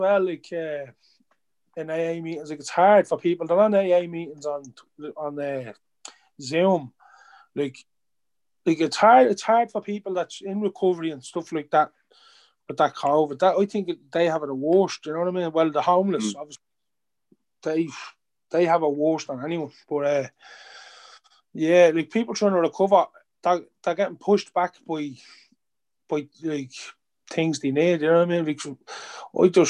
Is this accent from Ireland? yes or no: yes; Dublin, Leinster, Ireland; I'm from Ballymun